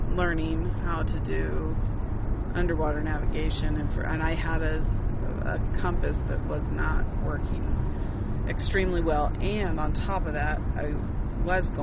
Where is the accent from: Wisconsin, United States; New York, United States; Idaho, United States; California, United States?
Idaho, United States; Boise; I didn't grow up in a in a big city and I grew up in Boise